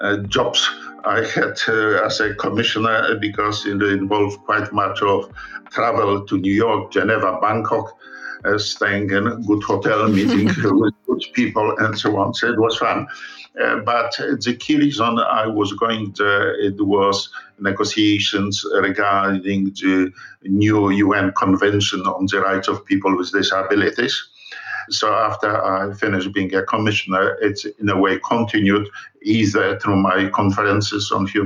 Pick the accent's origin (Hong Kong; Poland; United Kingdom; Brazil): Poland; Yes. My father and his family came from agricultural background. They owned and managed large agricultural enterprises until Germans came in September 79. They managed a property in Roszków near Jarocin in western Poland.